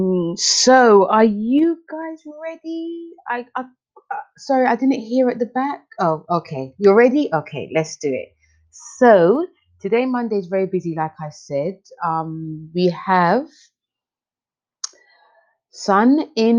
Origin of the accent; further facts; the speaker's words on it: London, United Kingdom; I'm from London